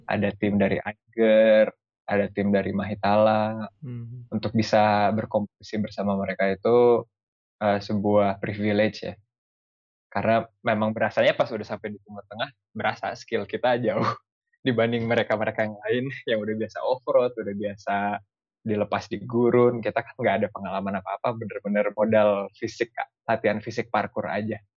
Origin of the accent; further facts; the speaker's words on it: Indonesia; moved away; saya datang dari Indonesia kan kita mayoritas Muslim